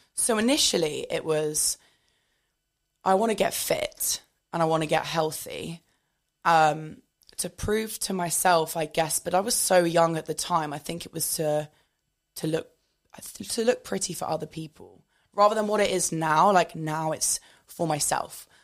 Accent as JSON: {"language": "English", "country": "United Kingdom", "moved": "as an adult", "lives_now": "London, United Kingdom", "said": "I am originally from the South Coast"}